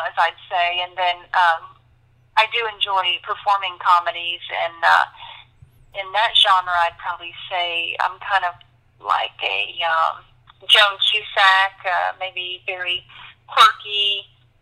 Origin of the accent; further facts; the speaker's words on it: Gulfport, Mississippi, United States; also born or lived in San Diego, California / Virginia; I grew up mostly in Gulfport, Mississippi. My dad was in the Navy, and there's a Navy base here, and we traveled a little bit. I was born in San Diego and lived in Virginia for a little while, but for the most part, I spent my years here in Gulfport